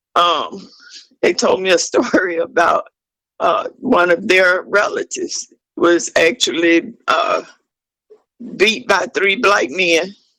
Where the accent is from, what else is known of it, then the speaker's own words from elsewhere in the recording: Ocala, Florida, United States; I'm from Ocala, Florida. Um, I was born and raised here. I grew up here in Parkside Gardens Apartments.